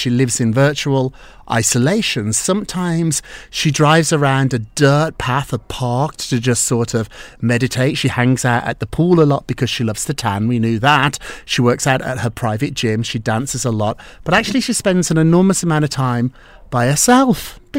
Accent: United Kingdom; I'm from Scotland. I'm from England.

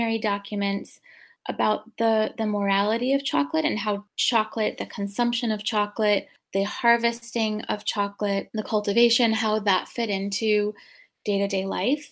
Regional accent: Rhode Island, United States; I grew up in Rhode Island

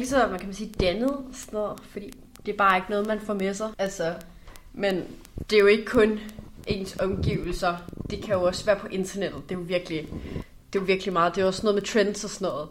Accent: North Zealand, Capital Region of Denmark, Denmark; jeg kommer fra Nordsjælland

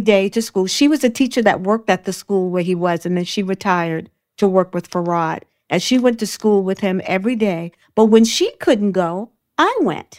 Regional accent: New York City, New York, United States; I grew up in Brooklyn, Bedford Stuyvesant

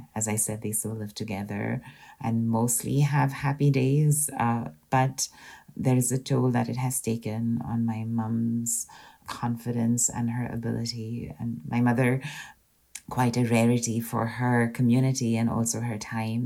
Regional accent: Pune, Maharashtra, India; moved away as an adult; now in Scotland; So I grew up in India in a city called Pune, and I lived in Pune till I was about 27 years old.

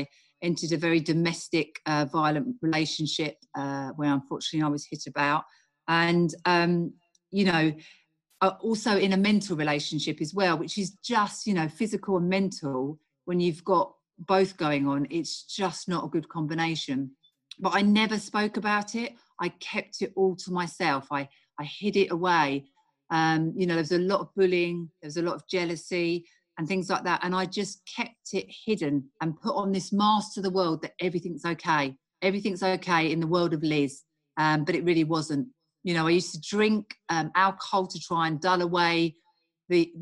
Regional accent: United Kingdom; I'm from the UK.

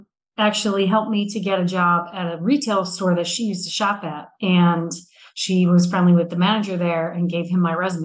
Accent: Newark, Delaware, United States; I grew up in Newark, Delaware, which is the home of University of Delaware

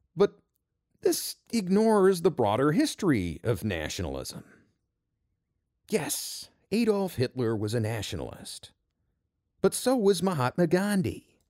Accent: United States; being an American

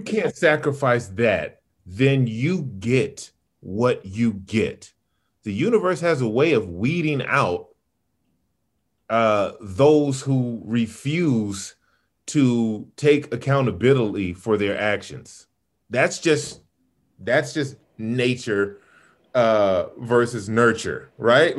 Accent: Sacramento, California, United States; also born or lived in Chicago / Birmingham, Alabama / Los Angeles / Inglewood; I grew up in Sacramento

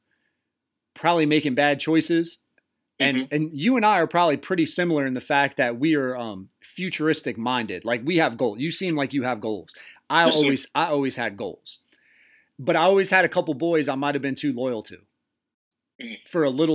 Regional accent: trailer park across from Cool Springs, near Belltown, Delaware, United States; I grew up in a trailer park right across from Cool Springs. It butted up to Belltown. It was Tall Pines

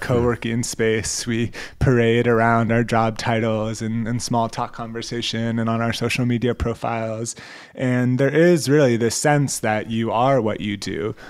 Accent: United States

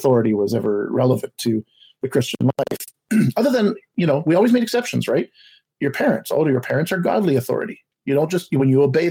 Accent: Montreal, Quebec, Canada; I was born in Montreal to two parents

